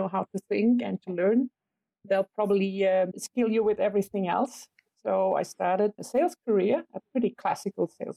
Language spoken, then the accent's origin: English; western Germany, Germany; I grew up in a small village in Western Germany